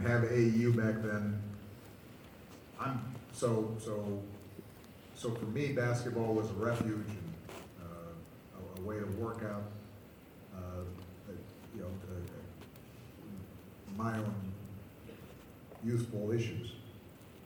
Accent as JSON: {"language": "English", "region": "Hawaii", "country": "United States", "tie": "born or raised there", "said": "I grew up in Hawaii, and our school, we ended up being the state champions on the basketball team"}